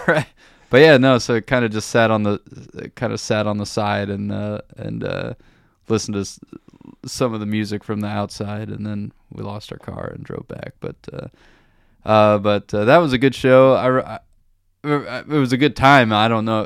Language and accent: English; Warsaw, Indiana, United States; moved away as an adult; also born or lived in Bloomington, Indiana; now in Germany; growing up in Warsaw, there just was not a lot of music